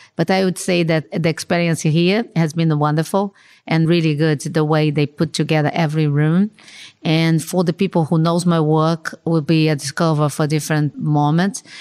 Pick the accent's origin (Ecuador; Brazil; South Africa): Brazil; Rio de Janeiro; I was born in Rio de Janeiro, no? And grew up there and, and works and lives there.